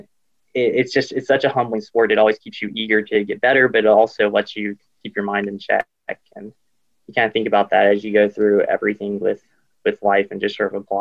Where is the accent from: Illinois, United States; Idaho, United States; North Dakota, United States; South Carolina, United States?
South Carolina, United States; Greenville; I grew up in Greenville, South Carolina.